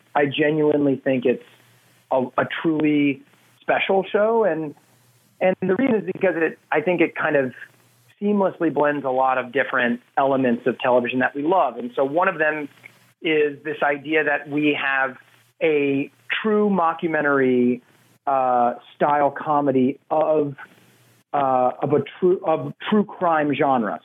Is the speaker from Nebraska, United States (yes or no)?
yes; Nebraska, United States; moved away as an adult; now in Los Angeles, United States; LA is kind of like my hometown now, but, but Nebraska is always going to be where my heart is.